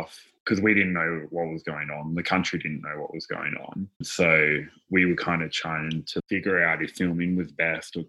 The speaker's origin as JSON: {"language": "English", "town": "Newcastle", "region": "New South Wales", "country": "Australia", "said": "I'm from Newcastle, like we're pretty chill here, relaxed"}